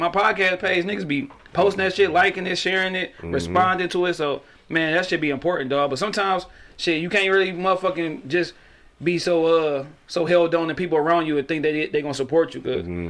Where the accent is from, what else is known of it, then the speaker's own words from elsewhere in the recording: Detroit, Michigan, United States; But I'm from the East, dog.